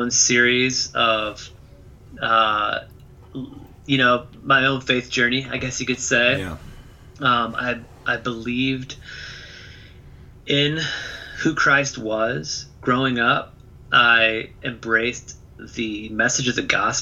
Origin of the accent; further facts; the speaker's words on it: Toledo, Ohio, United States; I grew up in Toledo, Ohio